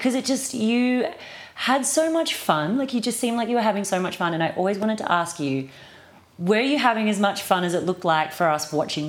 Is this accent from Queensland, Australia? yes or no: yes; Eagleby, Queensland, Australia; I grew up in Eagleby in like Housing Commission, which, you know, if you don't know Queensland, it's like the Bronx of New York. It's like the really rough area that you send the kids that have no money. So I grew up there